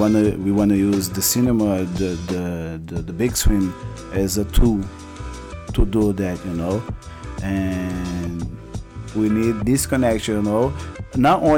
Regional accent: Angola; English is a second language; now in São Paulo, Brazil; I'm from Angola, you know, and I born like during the war

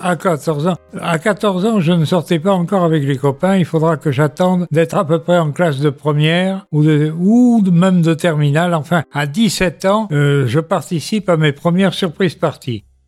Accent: Bordeaux, Nouvelle-Aquitaine, France; also born or lived in Paris; je suis bordelais, né en 1940. En 1945, je suis à Bordeaux

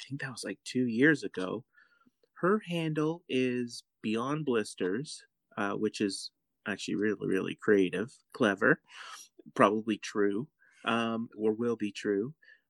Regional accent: Canada; Plus we're Canadian. So, we got our weak Canadian money compared to theirs.

